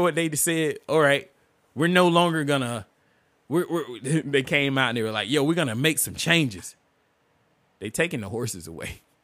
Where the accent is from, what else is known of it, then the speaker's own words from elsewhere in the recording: United States; me as an American